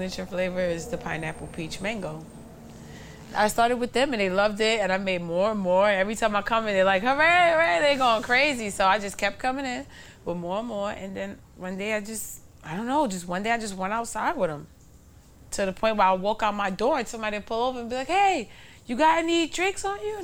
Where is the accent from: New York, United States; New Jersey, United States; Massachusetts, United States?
New York, United States; I grew up in Bushwick, too, not just Crown Heights and Bed-Stuy